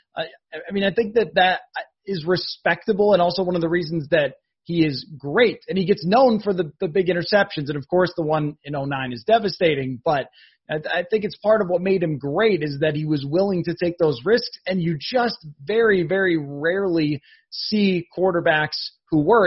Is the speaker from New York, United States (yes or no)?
yes; Buffalo, New York, United States; growing up in Buffalo